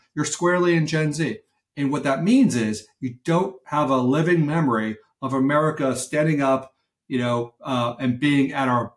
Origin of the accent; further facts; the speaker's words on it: Brockton, Massachusetts, United States; my hometown of Brockton, Massachusetts